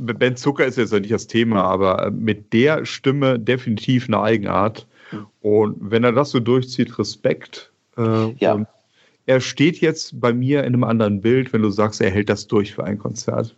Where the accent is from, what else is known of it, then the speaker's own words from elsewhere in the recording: Bonn, North Rhine-Westphalia, Germany; also born or lived in Kiel; ich bin ja Bonner, von daher ist mein Verein die Telekom Baskets Bonn